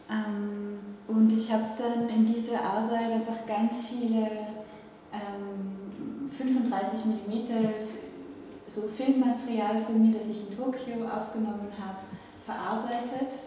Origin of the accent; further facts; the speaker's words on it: Velden am Wörther See, Carinthia, Austria; Also ich bin in Kärnten aufgewachsen, ich komme aus Felden